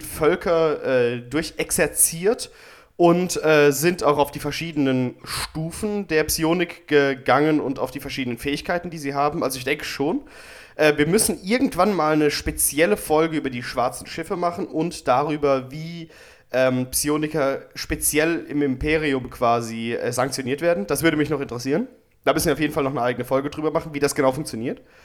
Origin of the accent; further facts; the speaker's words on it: Germany; Ich bin aus Deutschland